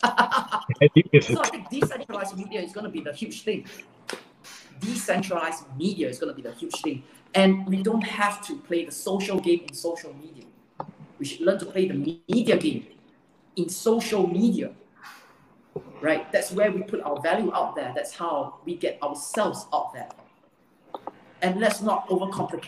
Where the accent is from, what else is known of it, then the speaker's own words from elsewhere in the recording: Singapore; I'm a true blue, born Singaporean based in Singapore